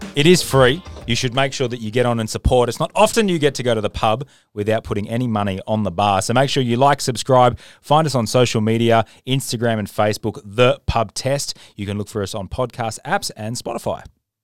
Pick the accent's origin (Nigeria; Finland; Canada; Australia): Australia; I'm Australian